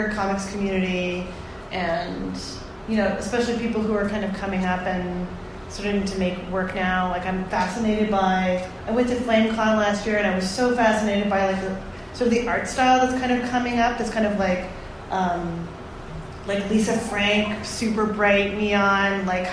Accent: Toronto, Ontario, Canada; I grew up in Toronto

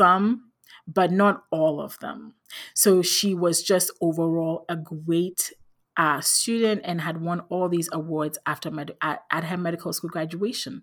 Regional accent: Ghana; I grew up in Ghana in West Africa.

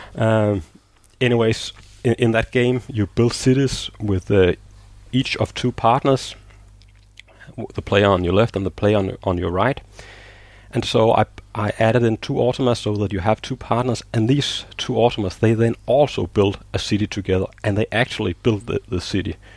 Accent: Denmark; I'm living in Denmark

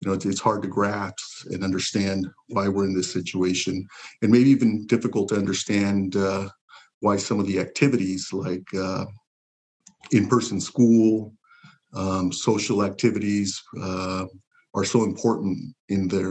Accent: Pasadena, California, United States; also born or lived in Zacatecas, Mexico; I was born in Zacatecas, Mexico. In a small, really a village, farming village. My parents brought me to Pasadena at age 5. Pasadena is home

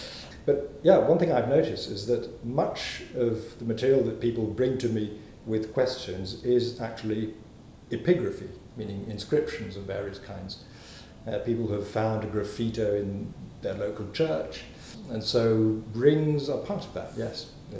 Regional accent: Italy; also born or lived in England / Germany; I was born in England. My father is English, as the name … says. My mother's French. I was raised mostly in Italy, really. From the age of 7, Italy and partly in Germany.

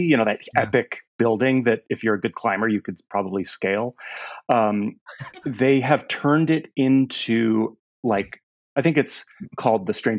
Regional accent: Canada; moved away; also born or lived in East Bay, United States; It's complicated, but I'm Canadian. But my father in the 80s was in software, and so we moved us to the East Bay here in Northern California

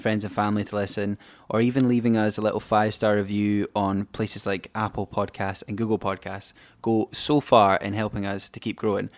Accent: Fife, Scotland, United Kingdom; I'm definitely East Coast because I'm from Fife

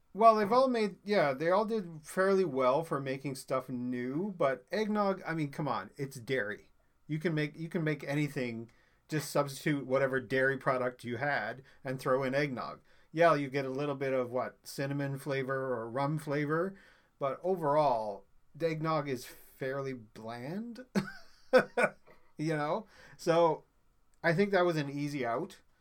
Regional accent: Newfoundland and Labrador, Canada; now in Toronto area, Canada; I'm originally from Newfoundland

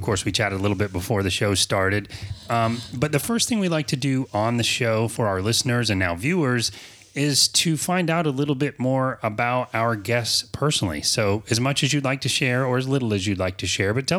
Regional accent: Florida, United States; I was born here in Florida

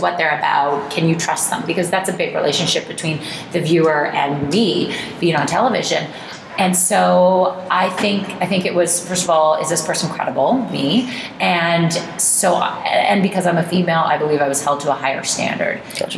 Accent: Oakville, Ontario, Canada; also born or lived in New Jersey, United States; I was just born there, down there, and I grew up in Oakville

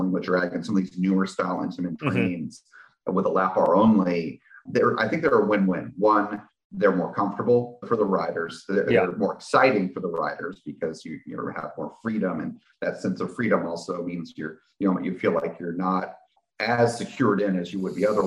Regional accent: New Jersey, United States; I grew up in New Jersey

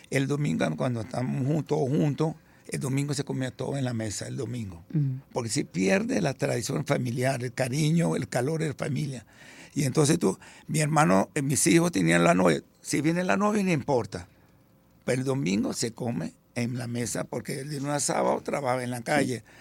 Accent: Venezuela; also born or lived in Italy; yo tenía un año, nací en Venezuela y nos fuimos para Italia. Y después llegamos ahorita, como a los 50 años, y tenía 11 años y medio

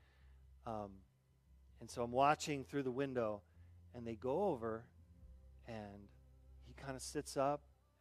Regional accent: Southern Arizona, United States; now in South Dakota, United States; I grew up on Mars, or also known as Southern Arizona

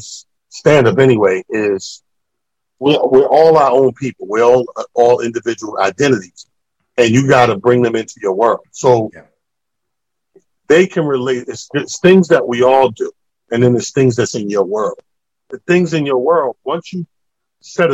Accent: Mount Vernon, New York, United States; on the border of our hometown, Mount Vernon

